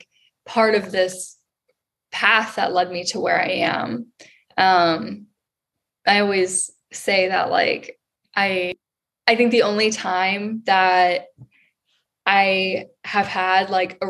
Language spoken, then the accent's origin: English; Maryland, United States; moved away as an adult; also born or lived in Baltimore, Maryland; now in Austin, United States; I'm originally from Maryland